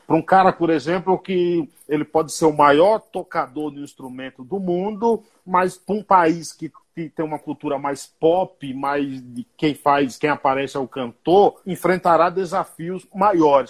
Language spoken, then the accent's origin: Portuguese; Brazil; moved away as an adult; now in São Paulo, Brazil; eu fui criado na roça, lá no Paiá